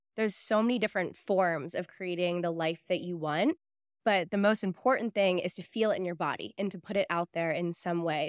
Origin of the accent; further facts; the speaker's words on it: Pittsburgh, Pennsylvania, United States; moved away; I grew up in Pittsburgh